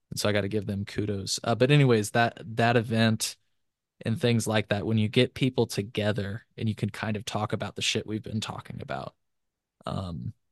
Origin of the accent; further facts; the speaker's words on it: Illinois, United States; You know, I'm from Illinois.